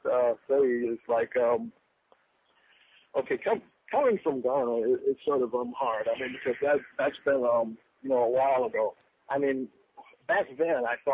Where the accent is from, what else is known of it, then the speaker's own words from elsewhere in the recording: United States; the perspective of being an American